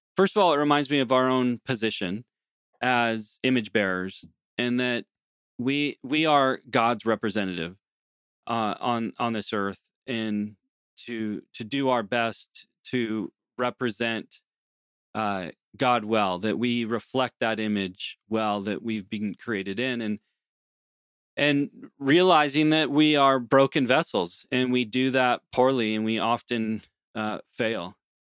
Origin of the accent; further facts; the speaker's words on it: United States; moved away as an adult; now in Canada; growing up in the United States